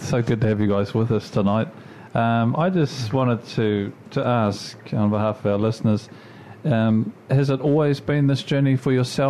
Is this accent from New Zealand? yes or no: yes; Auckland, New Zealand; and we grew up in Kelston.